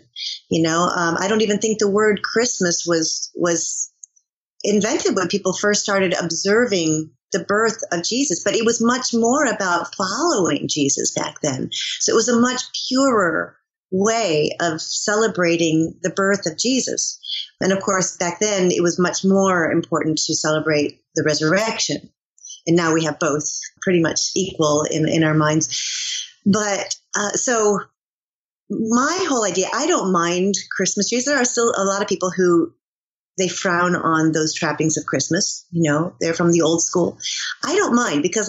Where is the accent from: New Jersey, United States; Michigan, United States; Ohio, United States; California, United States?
Michigan, United States; moved away; also born or lived in New York; I'm from Michigan